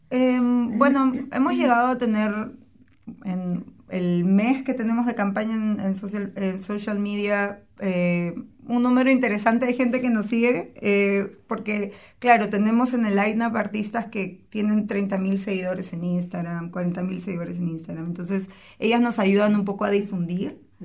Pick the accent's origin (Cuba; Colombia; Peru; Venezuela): Peru; moved away; de Perú, yo soy de Perú